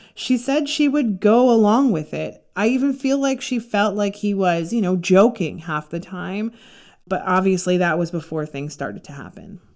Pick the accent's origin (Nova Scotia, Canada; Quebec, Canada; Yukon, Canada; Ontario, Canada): Ontario, Canada; Toronto; I grew up in Toronto